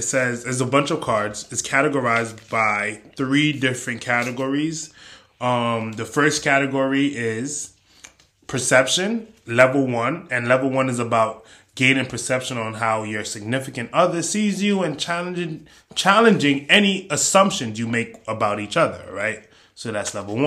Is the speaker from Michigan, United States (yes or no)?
no; New York, United States; I'm from New York